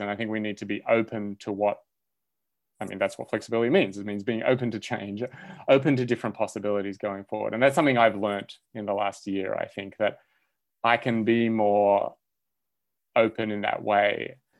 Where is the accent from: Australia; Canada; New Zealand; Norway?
Australia; moved away as an adult; now in United States; I grew up in Australia and went to university there